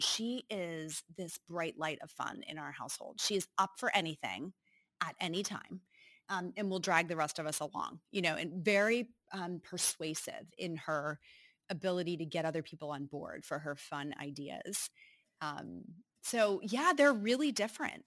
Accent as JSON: {"language": "English", "region": "Northeast", "country": "United States", "tie": "born or raised there", "moved": "as an adult", "lives_now": "Cincinnati, United States", "said": "I grew up in the Northeast"}